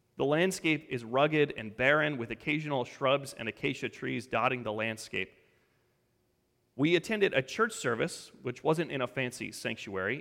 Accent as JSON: {"language": "English", "region": "Colorado", "country": "United States", "tie": "born or raised there", "moved": "yes", "said": "I grew up in Colorado."}